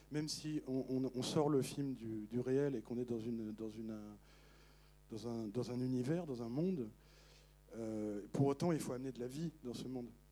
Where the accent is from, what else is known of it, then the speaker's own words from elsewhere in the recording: Paris, Île-de-France, France; moi je suis, je suis parisien